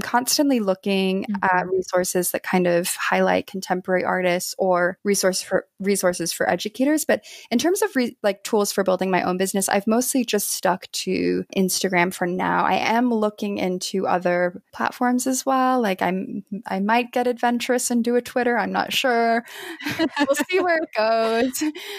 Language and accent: English; New York, United States; Maybe because I'm from New York cheesecake, I don't know.